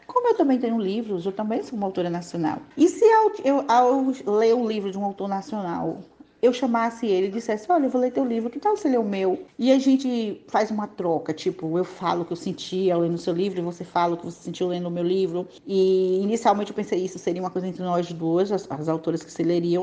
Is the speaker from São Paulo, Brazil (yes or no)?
no; Juazeiro, Bahia, Brazil; Eu sou baiana da cidade de Juazeiro.